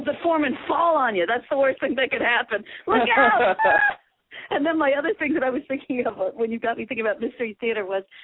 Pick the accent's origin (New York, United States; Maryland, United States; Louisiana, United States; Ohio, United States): New York, United States; New York City; When I was growing up in New York City, when I was a kid